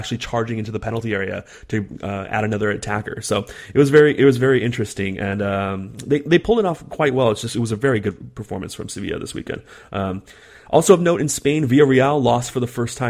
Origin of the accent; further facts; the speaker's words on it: California, United States; accent: California; my California accent